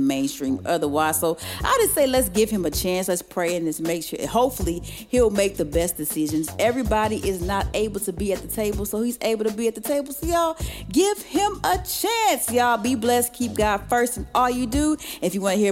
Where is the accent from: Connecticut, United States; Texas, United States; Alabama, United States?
Texas, United States; I'm from Texas.